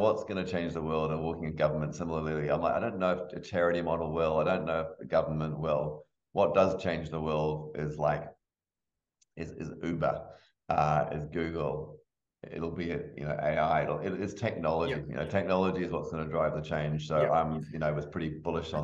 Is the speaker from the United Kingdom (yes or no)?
yes; England, United Kingdom; moved away; We grew up in England.